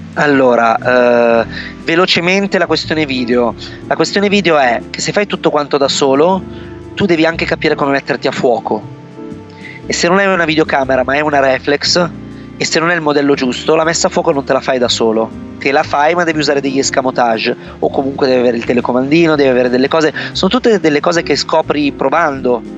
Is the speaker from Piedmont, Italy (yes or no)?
yes; Vercelli, Piedmont, Italy; moved away as an adult; also born or lived in Turin; io sono originario in realtà di Vercelli, quindi questa cittadina di provincia circondata dalle risaie